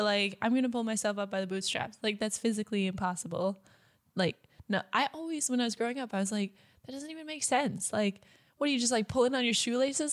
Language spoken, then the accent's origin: English; United States; moved away as an adult; I'm American